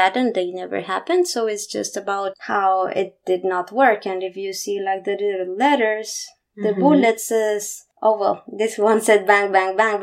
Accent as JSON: {"language": "English", "region": "Bogotá", "country": "Colombia", "tie": "born or raised there", "said": "I was born in Bogota. That was my bubble"}